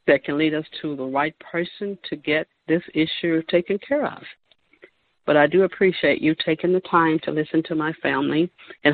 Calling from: Chicago, Illinois, United States; I'm calling from Chicago

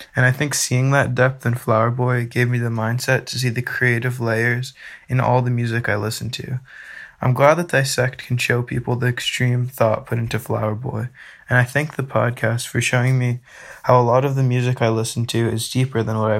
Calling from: Massachusetts, United States; I'm from Massachusetts.

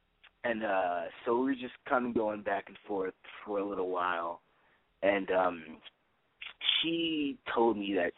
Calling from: Studio City, California, United States; 19 Studio City.

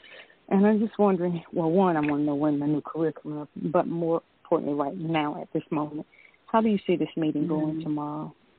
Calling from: Georgia, United States; I'm calling from Georgia.

